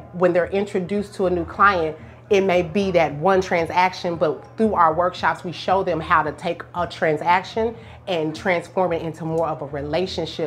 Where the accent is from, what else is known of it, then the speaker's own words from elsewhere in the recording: Tulsa, Oklahoma, United States; moved away as an adult; I'm from Tulsa originally